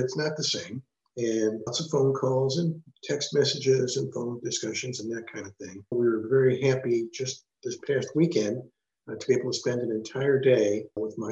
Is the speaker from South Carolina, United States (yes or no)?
no; St. Louis, Missouri, United States; I'm originally from St. Louis, Missouri